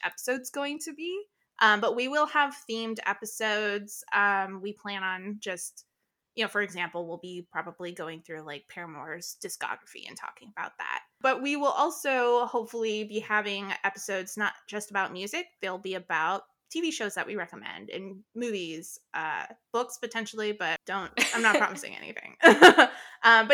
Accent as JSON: {"language": "English", "region": "North Florida", "country": "United States", "tie": "born or raised there", "said": "I grew up in North Florida"}